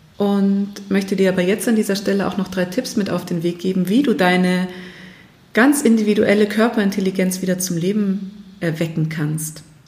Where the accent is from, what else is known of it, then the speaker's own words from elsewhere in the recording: Germany; bei uns in Deutschland